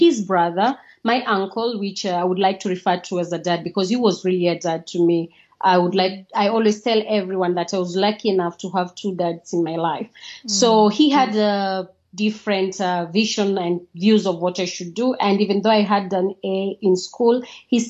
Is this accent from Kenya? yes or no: yes; Kenya; moved away as an adult; also born or lived in Trans Nzoia / Siaya / Nairobi; now in Italy; I'm born and raised in Kenya